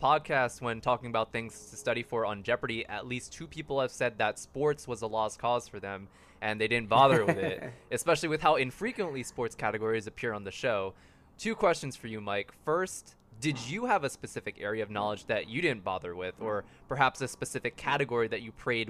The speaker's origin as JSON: {"language": "English", "country": "Philippines", "said": "me being Filipino"}